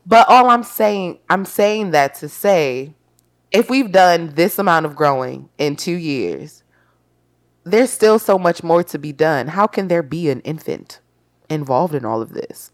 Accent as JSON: {"language": "English", "town": "Baltimore", "region": "Maryland", "country": "United States", "said": "I'm from Baltimore."}